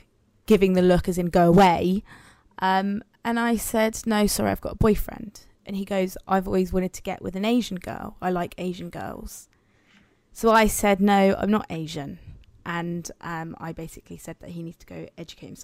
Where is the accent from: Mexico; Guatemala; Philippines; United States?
Guatemala; now in Cornwall, United Kingdom; I am from Latin America. I'm from Guatemala